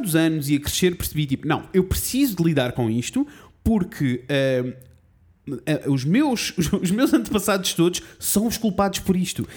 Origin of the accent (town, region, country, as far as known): Coimbra, Centro, Portugal; born or raised there